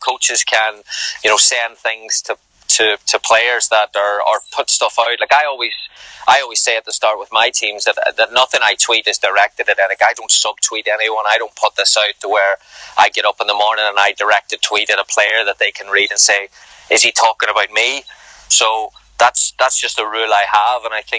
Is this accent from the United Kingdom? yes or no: no; Ireland; now in United States; I'm probably more American now than I am Irish